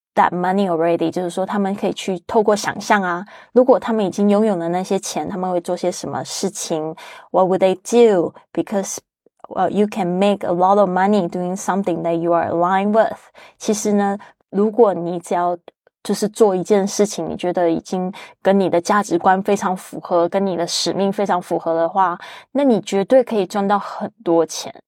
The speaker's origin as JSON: {"language": "Chinese", "country": "Taiwan", "tie": "born or raised there", "moved": "yes", "said": "特别是 Joanne 也是来自我的老家台湾"}